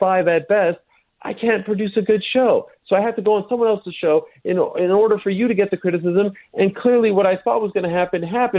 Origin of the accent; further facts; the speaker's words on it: Montreal, Quebec, Canada; I grew up in Montreal